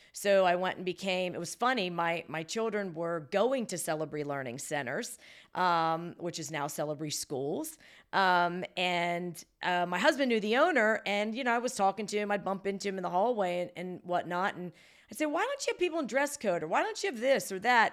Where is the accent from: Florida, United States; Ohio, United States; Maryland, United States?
Ohio, United States; Salem; now in Baltimore, United States; I was born and raised about forty-five minutes from there, Salem, Ohio, which was close to Youngstown